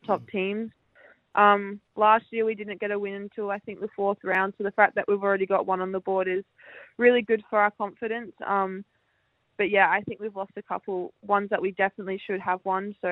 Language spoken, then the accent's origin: English; Adelaide, South Australia, Australia; it's my hometown